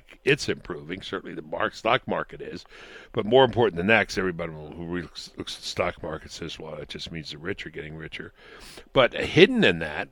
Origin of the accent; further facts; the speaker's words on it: New York, United States; when I was a child growing up in New York